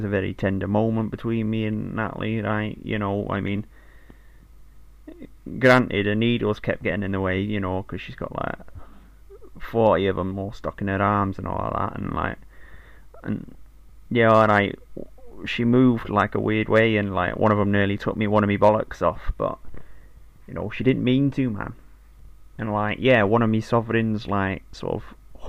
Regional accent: Manchester, North West England, United Kingdom; You know, like, I know, like, I'm from Manchester and that, right?

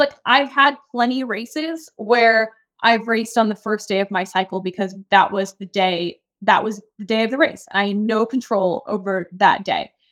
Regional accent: Key West, Florida, United States; I'm from Key West, Florida, so, like, super small town

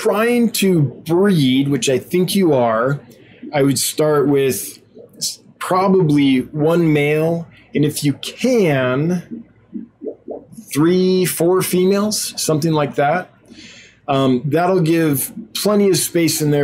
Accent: California, United States; moved away; where I grew up in California, there was a river

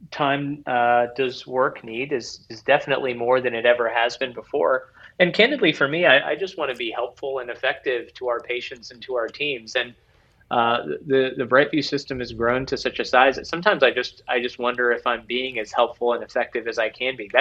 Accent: Ohio, United States; now in Northern Kentucky, United States; I grew up in Ohio, and so my parents still live outside of Cincinnati

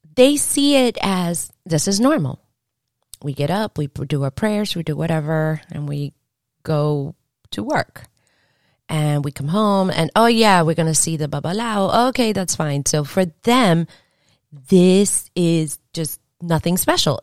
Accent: Venezuela; moved away; I was born in Venezuela

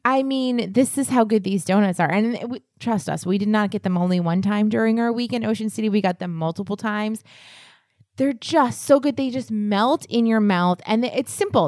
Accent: New England, United States; I'm from New England

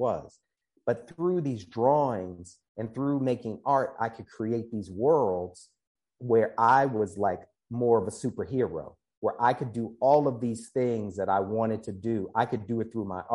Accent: Baltimore, Maryland, United States; now in San Francisco, United States; I grew up in Baltimore, Maryland

